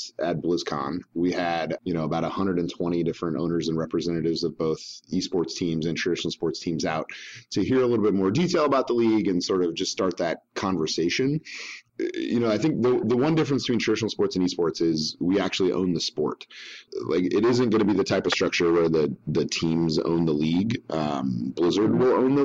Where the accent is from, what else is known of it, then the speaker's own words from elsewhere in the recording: San Diego, California, United States; I grew up in San Diego in the 80s and early 90s.